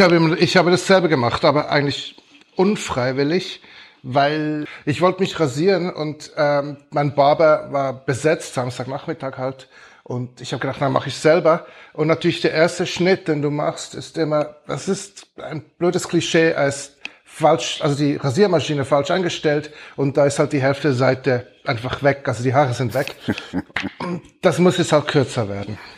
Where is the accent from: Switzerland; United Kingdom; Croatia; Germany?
Switzerland; als Schweizer